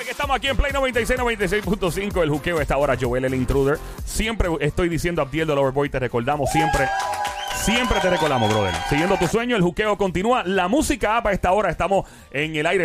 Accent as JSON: {"language": "Spanish", "country": "Puerto Rico"}